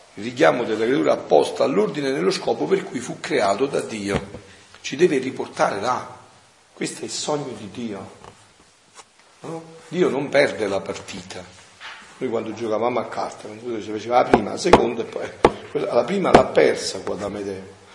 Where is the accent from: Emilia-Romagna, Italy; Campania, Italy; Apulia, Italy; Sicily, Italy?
Campania, Italy; Avellino area; moved away; nel mio paese, un paese di montagna dell'Apellinese